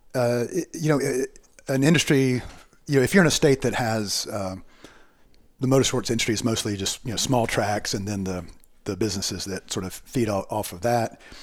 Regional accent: Charlotte, North Carolina, United States; I was born and raised in Charlotte

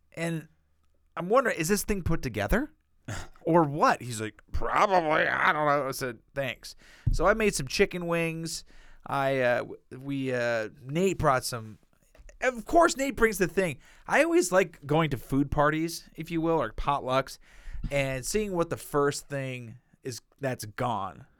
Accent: United States; I'm speaking as an American

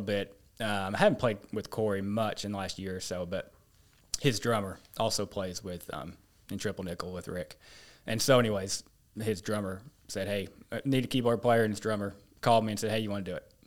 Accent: rural central Nebraska, United States; now in Paragould, United States; from western Nebraska, central Nebraska. Um, kinda middle of nowhere, rural Nebraska. And, um, grew up there

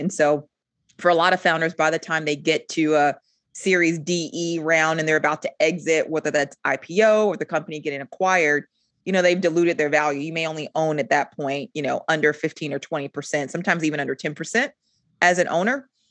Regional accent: Rock Hill, South Carolina, United States; moved away as an adult; also born or lived in Germany; now in Charlotte, United States; I'm originally from Rock Hill, South Carolina. I reside in Charlotte now

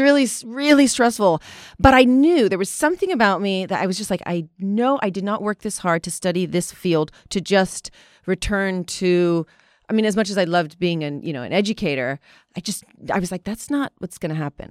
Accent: Japan; growing up in Japan

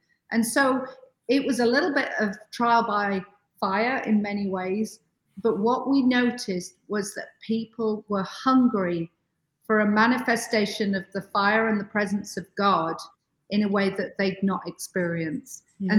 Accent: United Kingdom; moved away as an adult; also born or lived in Toronto, Canada; now in Raleigh, United States; when we were back in the UK.

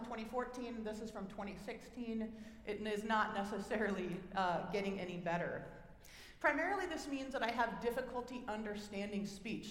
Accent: Oregon, United States; accent: Oregonian; my Oregonian, that's where I'm from, than my Oregonian accent

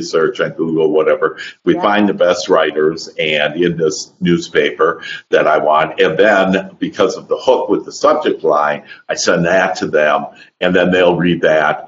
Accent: Wisconsin, United States; moved away as an adult; now in Dallas, United States; I'm originally from Wisconsin, but I actually live in Dallas now

